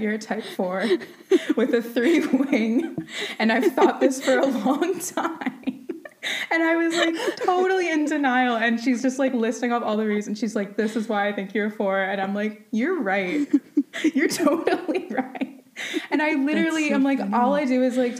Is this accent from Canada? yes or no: yes; Waterdown, Ontario, Canada; also born or lived in Hamilton; now in Ancaster, Canada; I grew up in Waterdown, lived in a house till I was four, and then moved and was living in that house since. As of like a month ago, I just moved to Ancaster, but Waterdown and Hamilton, whole life